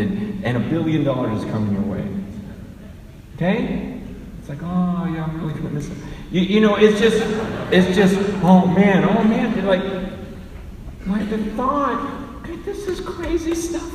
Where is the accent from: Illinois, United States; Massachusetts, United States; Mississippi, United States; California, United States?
California, United States; San Francisco; I was born right here in San Francisco, in Chinatown, in the hospital.